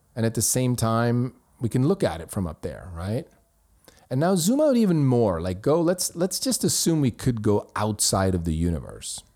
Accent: Switzerland; my hometown in Switzerland

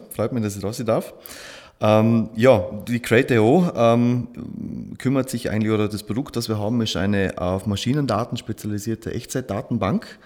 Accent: Schnepfau, Vorarlberg, Austria; born there; now in Dornbirn, Austria; bin gebürtig aus Schnepfer, wohne in Dornbirn, verheiratet, zwei Kinder

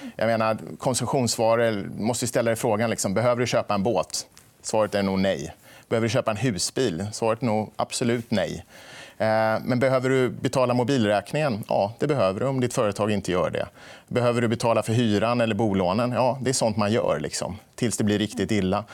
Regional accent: Småland, Sweden; vi kommer ju båda från Småland

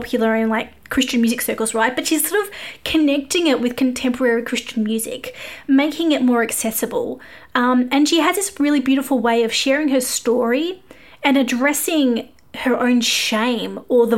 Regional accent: Australia; I am an Aussie music journalist

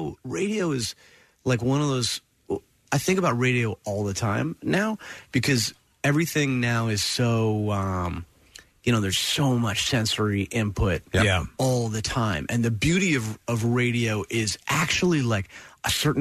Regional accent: Princeton, New Jersey, United States; I grew up in Princeton

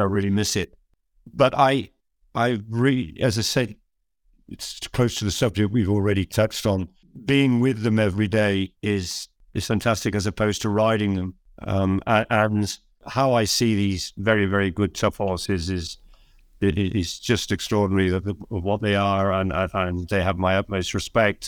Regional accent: Cheltenham, South West England, United Kingdom; moved away as an adult; now in Scotland, United Kingdom

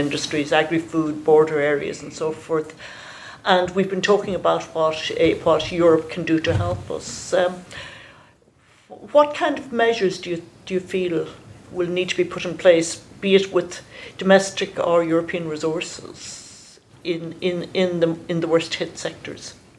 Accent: near Crossmaglen, Northern Ireland, United Kingdom; I grew I grew up in Carton Cross, which uh, you know is is is is about ten miles from Crossmaglen

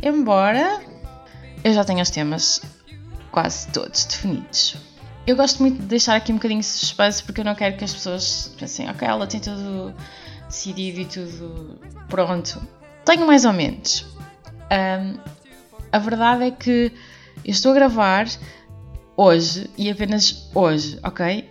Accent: Porto, Norte, Portugal; moved away as an adult; now in Oliveira de Azeméis, Portugal; nasci no Porto, moro neste momento em Alvegaria Velha

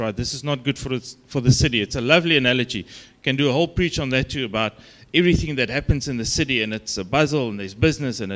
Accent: South Africa; accent: Afrikaans; my Afrikaans accent

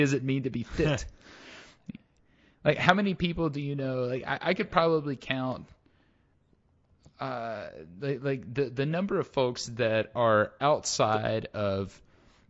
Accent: United States; I grew up in the United States

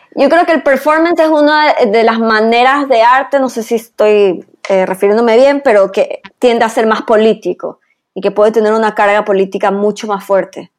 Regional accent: Ecuador; como ecuatorianos

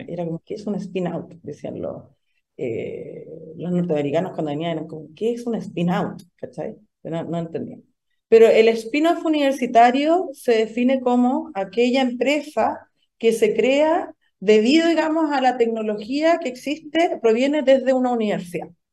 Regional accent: Antofagasta, Chile; also born or lived in Pennsylvania; soy de Antofagasta

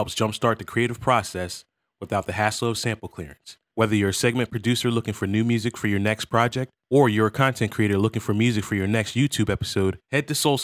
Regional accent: Philadelphia, Pennsylvania, United States; we're all from the Philadelphia area

